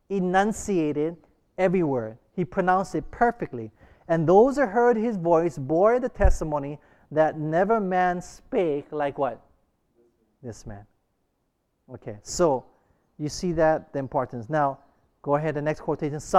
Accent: Hawaii, United States; growing up in Hawaii, I and I went to, you know, I learned, I really learned Pidgin English really heavily

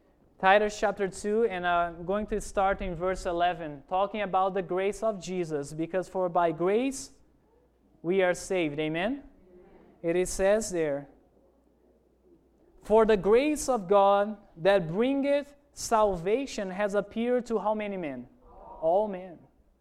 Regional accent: Amazonas, Brazil; English is a second language; Remember when I told you that I grew up in Amazon, in a city there? Remember that? Let me tell you about Amazon.

